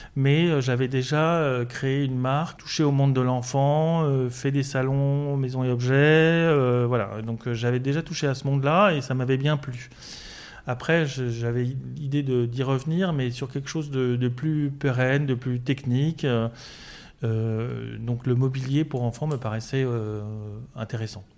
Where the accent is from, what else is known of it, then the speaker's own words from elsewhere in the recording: Paris, Île-de-France, France; je suis parisien